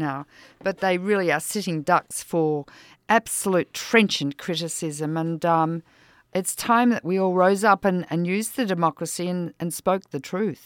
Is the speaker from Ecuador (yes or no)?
no; Australia; now in United States; I'm Australian.